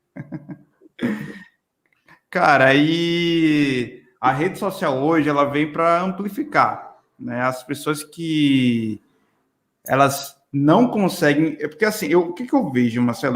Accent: Pernambuco, Brazil; moved away; also born or lived in Natal, Rio Grande do Norte; eu sou de Natal. Então, assim, na verdade, sou pernambucano, mas morei muito tempo em Natal

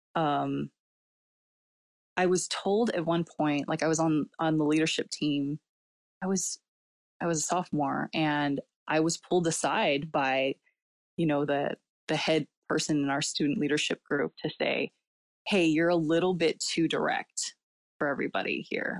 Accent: California, United States; first language Cantonese; English is a second language; also born or lived in South Asia; here in America, then it, where I'm, I've been born and raised

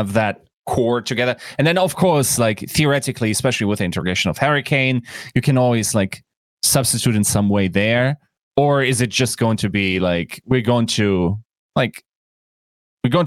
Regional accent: Germany; English is a second language

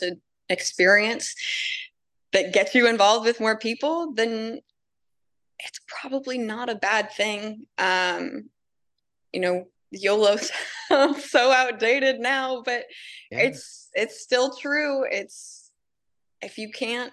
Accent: Cincinnati, Ohio, United States; I'm from Cincinnati

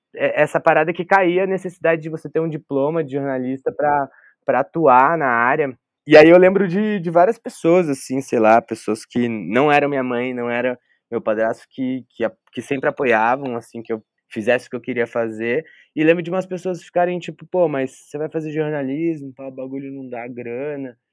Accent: Taubaté, São Paulo, Brazil; also born or lived in Porto Velho, Rondônia; numa região, que é o Vale do Paraíba, cresci ali

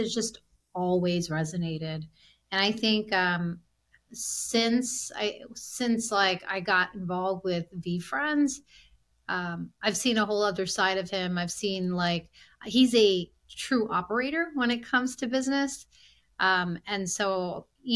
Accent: Silver Spring, Maryland, United States; also born or lived in India; Born and raised in Silver Spring. I grew up in a small business immigrant family

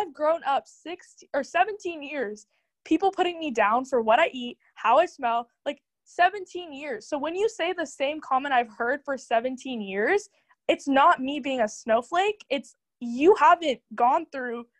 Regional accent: United States; I think it's our job as Indian Americans to educate the youth on like what it actually means to be an Indian in America.

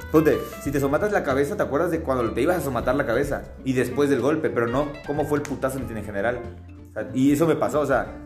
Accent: Tapachula, Chiapas, Mexico; en Tapachula, de donde soy

